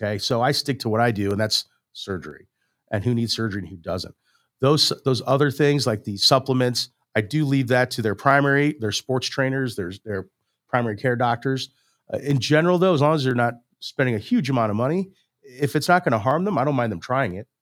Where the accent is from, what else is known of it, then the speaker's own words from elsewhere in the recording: St. Louis, Missouri, United States; I'm from Saint Louis. I grew up here in, in West County